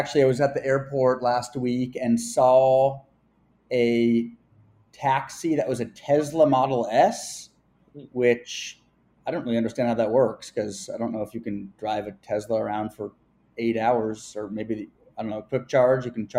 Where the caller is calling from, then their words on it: New York City, New York, United States; Yeah, so I'm dialing in from New York City.